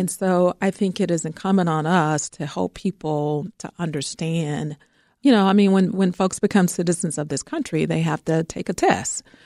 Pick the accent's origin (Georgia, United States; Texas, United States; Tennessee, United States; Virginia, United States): Georgia, United States; now in Chicago, United States; I'm from Georgia